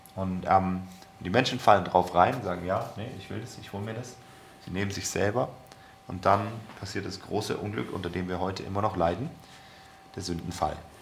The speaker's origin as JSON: {"language": "German", "country": "Germany", "said": "wir als Deutsche"}